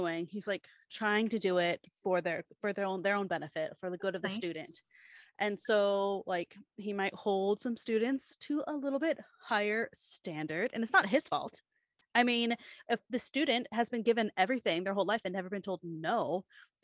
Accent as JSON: {"language": "English", "region": "Washington", "country": "United States", "tie": "born or raised there", "said": "growing up in Washington"}